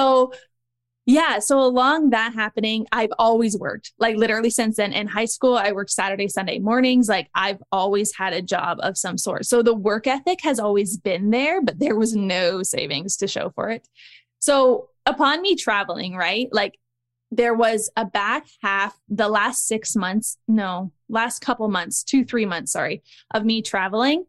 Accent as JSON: {"language": "English", "town": "Niagara Falls", "region": "Ontario", "country": "Canada", "tie": "born or raised there", "also_born_or_lived": "Australia / Dubai", "moved": "as an adult", "said": "I grew up in Niagara Falls, Canada"}